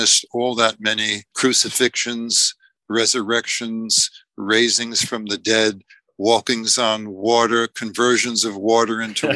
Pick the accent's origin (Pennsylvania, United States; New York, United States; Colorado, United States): New York, United States; I'm a New Yorker